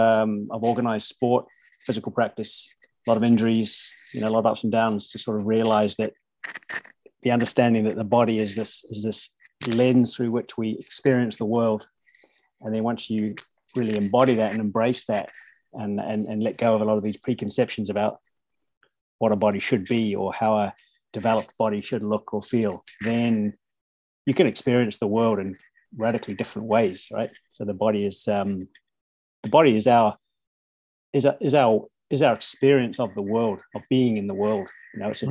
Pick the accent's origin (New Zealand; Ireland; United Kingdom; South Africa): New Zealand; now in Norway; I grew up in New Zealand, so it's rugby, soccer, cricket